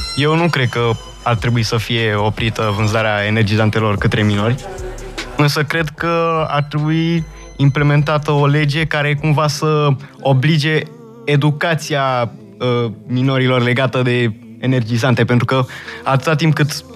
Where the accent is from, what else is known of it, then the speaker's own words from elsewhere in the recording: Romania; accent: Romanian; mi-am menținut accentul de român și la bază sunt tot român.